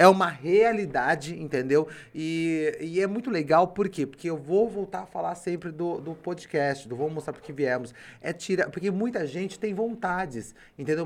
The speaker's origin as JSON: {"language": "Portuguese", "town": "Limeira", "region": "São Paulo", "country": "Brazil", "said": "eu vim do Abílio Pedro"}